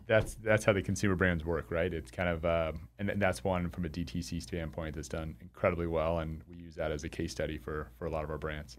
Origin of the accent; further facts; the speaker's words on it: Arizona, United States; moved away as an adult; also born or lived in Chicago, Illinois / Spokane, Washington; I'm from Arizona, uh, where we were doing these vein centers